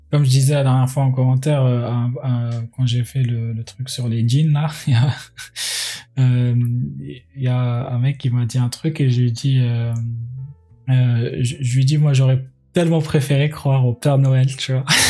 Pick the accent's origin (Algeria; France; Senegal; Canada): Algeria; Algiers, Algiers Province; moved away; j'ai grandi à Alger